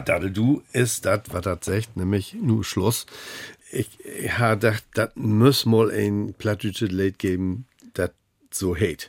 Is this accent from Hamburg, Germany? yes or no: yes; Hamburg, Germany; als Hamburger sage ich ja ob.